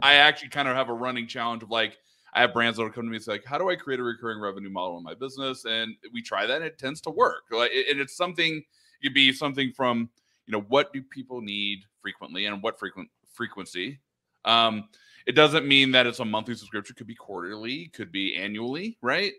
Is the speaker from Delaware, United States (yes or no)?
no; Oregon, United States; moved away as an adult; also born or lived in Los Angeles area, California; We grew up in Oregon.